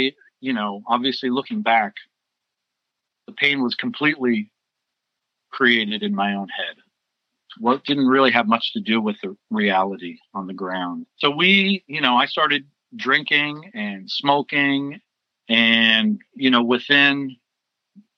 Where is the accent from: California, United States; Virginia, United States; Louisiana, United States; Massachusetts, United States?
California, United States; Foster City; also born or lived in San Francisco; I grew up in Foster City in the Bay Area. I was born in San Francisco and grew up in on the peninsula